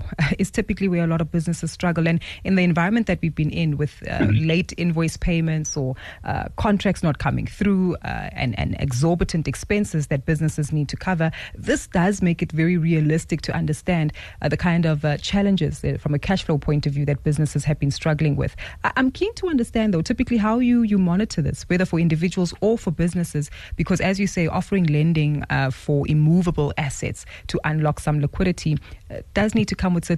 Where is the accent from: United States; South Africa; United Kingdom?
South Africa; as South African consumers